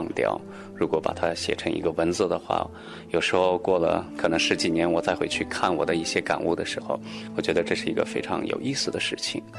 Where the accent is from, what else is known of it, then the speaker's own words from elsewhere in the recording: Qumarleb, Qinghai, China; Chinese is a second language; moved away; also born or lived in Beijing; 其实我的家乡就比较远，呃，在青海玉树。